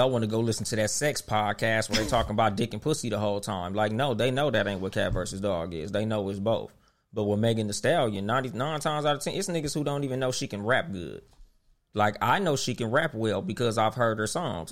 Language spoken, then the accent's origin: English; West Coast, United States; On the West Coast, we been fucking with Southern music since it started.